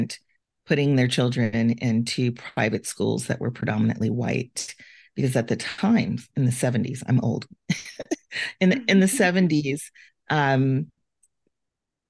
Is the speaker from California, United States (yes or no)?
yes; Compton, California, United States; I grew up in Compton, California